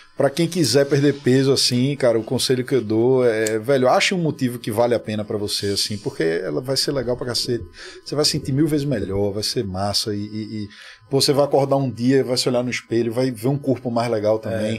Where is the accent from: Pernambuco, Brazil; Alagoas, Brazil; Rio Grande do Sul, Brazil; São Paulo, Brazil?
Pernambuco, Brazil; Recife; aqui em Recife, que é a minha terra, que é o lugar que eu sempre fui para shows